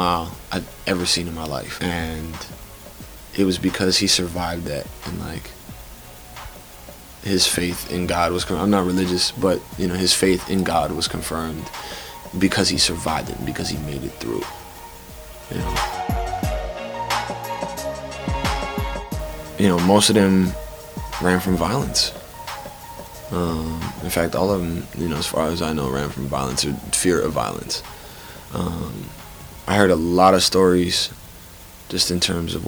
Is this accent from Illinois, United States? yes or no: yes; Chicago, Illinois, United States; moved away as an adult; now in Stanford, United States; I'm from Chicago, Illinois, Chicago proper.